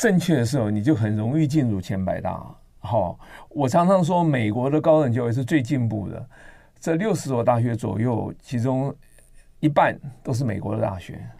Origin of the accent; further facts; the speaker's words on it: central and southern Taiwan, Taiwan; moved away as an adult; also born or lived in Nantou / Taichung / Tainan / United States; 我在南中南部长大，我台南一中